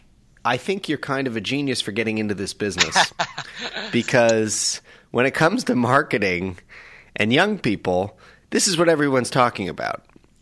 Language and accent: English; Toronto, Ontario, Canada; moved away as an adult; also born or lived in Nova Scotia / United States; I'm originally from Nova Scotia, but I grew up in Toronto.